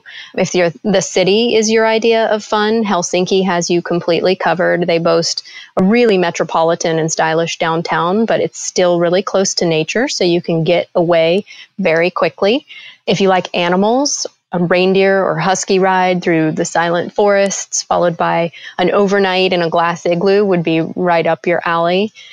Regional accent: California, United States; also born or lived in Florida / France / Finland; But I grew up in California and Florida, and I've lived all over since moving out, including France and Finland. We currently live on the eastern shore of Alabama.

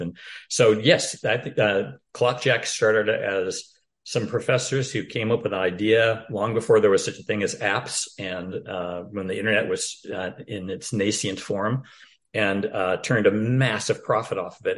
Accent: Portland, Oregon, United States; Portland, Oregon, my hometown

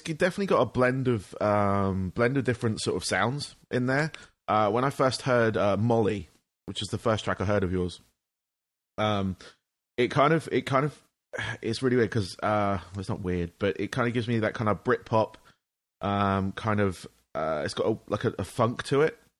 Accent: England, United Kingdom; now in United States; I'm from England, but I'm based in the States

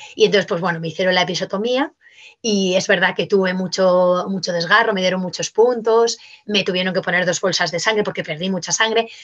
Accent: Madrid, Community of Madrid, Spain; nosotros somos de Madrid

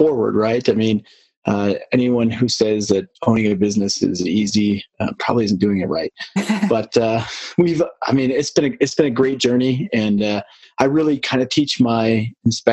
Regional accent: Detroit, Michigan, United States; moved away as an adult; now in Colorado, United States; I'm from the Midwest, the Detroit area, and found my way out to Colorado

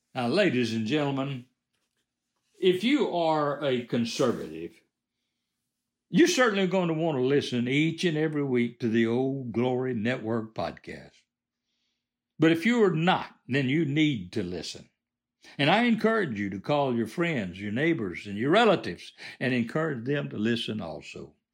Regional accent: United States; I was born in America

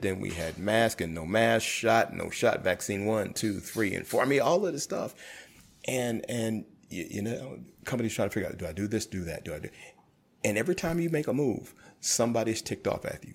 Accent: New York City, New York, United States; I grew up in Brooklyn when I was younger

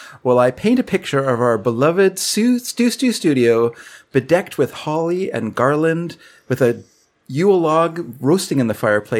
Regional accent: Canada; We're Canadian. We're too polite to make, you know.

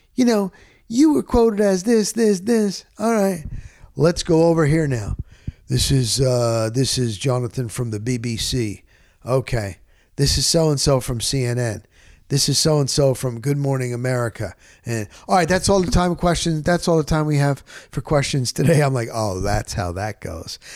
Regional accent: New Jersey, United States; I'm from Jersey

